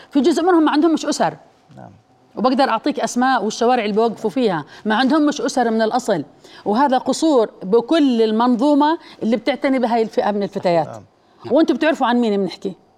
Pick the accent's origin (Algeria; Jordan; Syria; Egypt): Jordan; انا كاردنيين